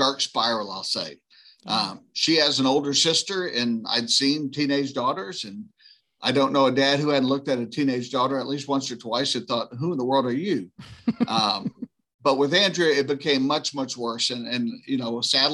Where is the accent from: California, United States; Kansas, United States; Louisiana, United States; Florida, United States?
Louisiana, United States; New Orleans; I grew up right outside of New Orleans.